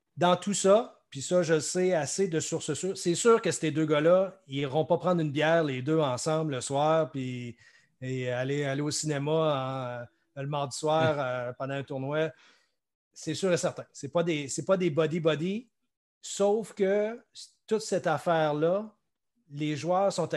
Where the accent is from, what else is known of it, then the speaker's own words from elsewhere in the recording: Quebec, Canada; du Québec, ici, pro du Québec